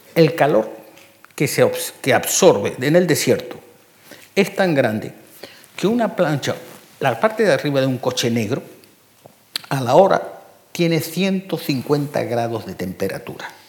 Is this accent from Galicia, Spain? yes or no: no; Canary Islands, Spain; moved away; also born or lived in Sahara Desert; yo soy canario. Y en Canarios nos criamos con gofio